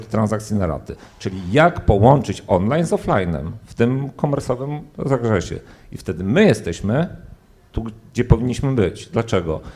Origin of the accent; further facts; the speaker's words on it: Poland; Ja się urodziłem w P R L-u, żyłem w czasach minionych